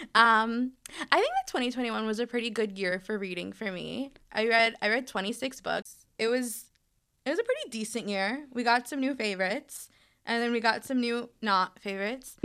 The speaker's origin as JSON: {"language": "English", "town": "New York City", "region": "New York", "country": "United States", "moved": "yes", "said": "I'm originally from Brooklyn, New York"}